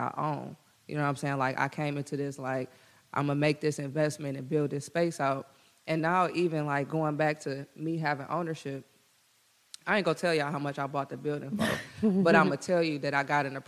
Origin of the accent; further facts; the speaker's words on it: Detroit, Michigan, United States; those who were born and raised in Detroit and like me, like, I could have spent my money buying property anywhere else, but I did it in Detroit, and they still giving me a hassle when I'm from here